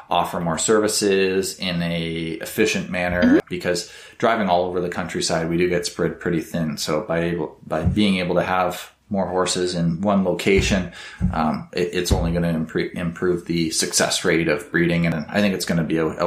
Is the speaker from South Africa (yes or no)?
no; Canada; I'm Canadian